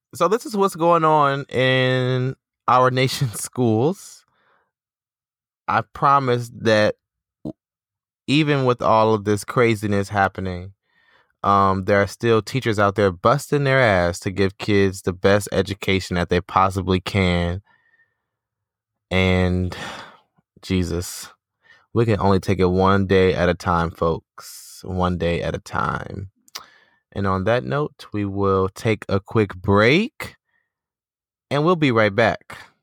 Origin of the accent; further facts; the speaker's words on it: Detroit, Michigan, United States; My hometown of Detroit.